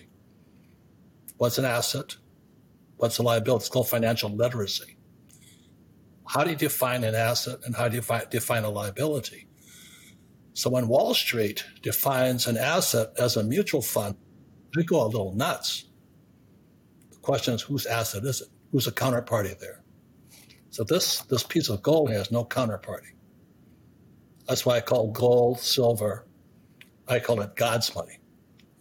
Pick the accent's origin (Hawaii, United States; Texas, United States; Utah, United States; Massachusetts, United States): Hawaii, United States; when I was 15 years old, growing up in Hawaii